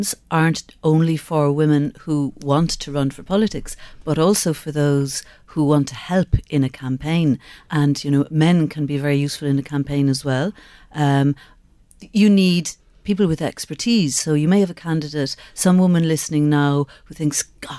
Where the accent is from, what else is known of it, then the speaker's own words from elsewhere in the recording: Skibbereen, Munster, Ireland; I grew up in Skibbereen